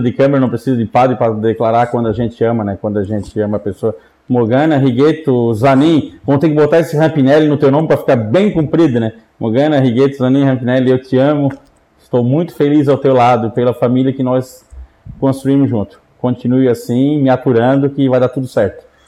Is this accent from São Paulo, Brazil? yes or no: no; Orleans, Santa Catarina, Brazil; also born or lived in Criciúma / Florianópolis; eu nasci em Orleans